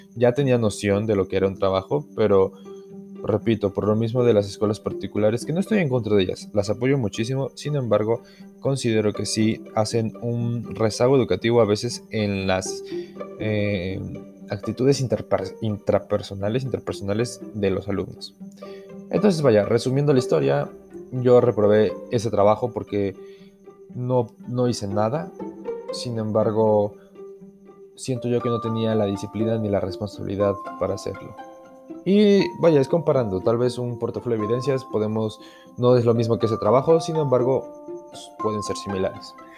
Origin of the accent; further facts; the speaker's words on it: Ixmiquilpan, Hidalgo, Mexico; mi comunidad, mi pueblo es Ixmiquilpan Hidalgo